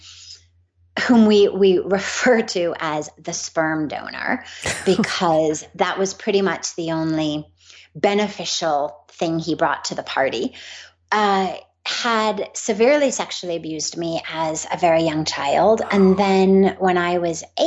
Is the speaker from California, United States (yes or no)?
yes; Los Angeles, California, United States; I grew up in Los Angeles